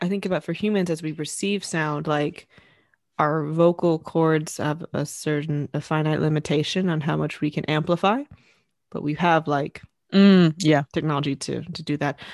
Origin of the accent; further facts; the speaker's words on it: the South, United States; moved away; growing up in the South, it's quite warm